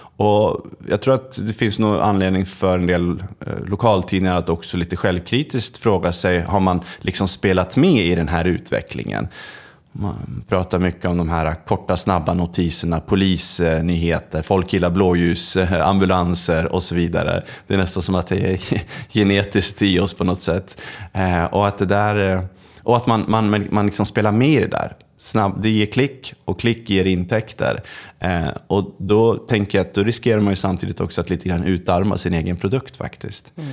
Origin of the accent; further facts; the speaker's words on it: Östersund, Jämtland, Sweden; jag kommer från Östersund